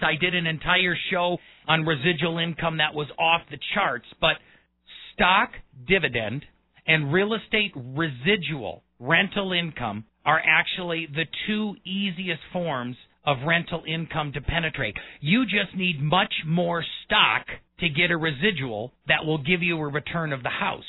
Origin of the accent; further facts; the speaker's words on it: Milwaukee, Wisconsin, United States; also born or lived in Colorado; now in Colorado Springs, United States; I'm a Colorado native by marriage. I was born and raised in Milwaukee.